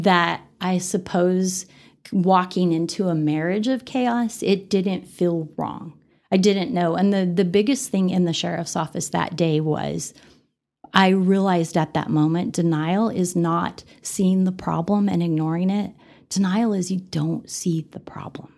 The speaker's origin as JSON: {"language": "English", "town": "Denver", "region": "Colorado", "country": "United States", "tie": "born or raised there", "moved": "as an adult", "lives_now": "Amarillo, United States", "said": "I grew up in Denver"}